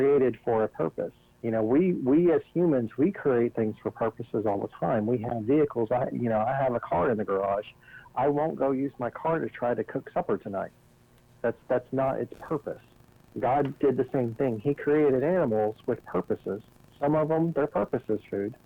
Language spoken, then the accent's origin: English; the South, United States; I'm from the South